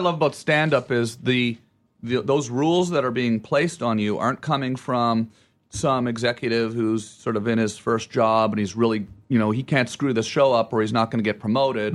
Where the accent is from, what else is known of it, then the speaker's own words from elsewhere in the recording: Ottawa, Ontario, Canada; where I'm from and I say Ottawa